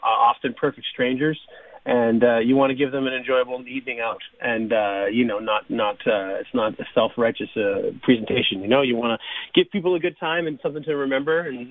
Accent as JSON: {"language": "English", "region": "Southern Ontario", "country": "Canada", "tie": "born or raised there", "moved": "as an adult", "lives_now": "Manitoba, Canada", "said": "I grew up in Southern Ontario, and I've been in Manitoba now for about 7 years"}